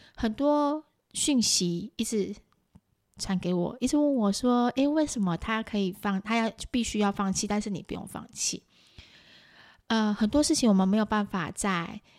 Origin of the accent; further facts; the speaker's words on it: Taiwan; 就我们台湾人来看